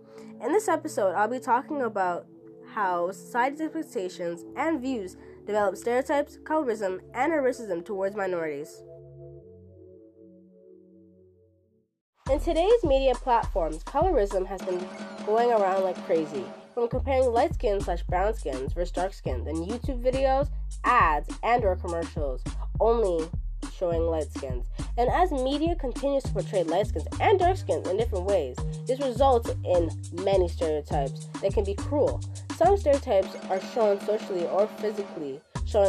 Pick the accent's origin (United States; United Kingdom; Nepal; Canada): Canada; also born or lived in Guyana / Trinidad; I don't have an Indian accent, I'm pretty Canadian.